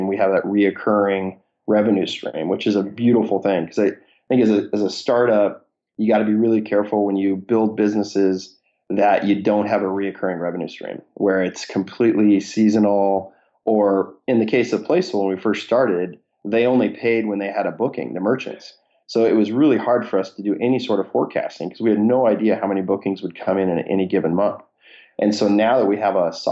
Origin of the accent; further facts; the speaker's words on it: Seattle, Washington, United States; born and raised in Seattle area, had a good network of kind of angel investors here in Seattle.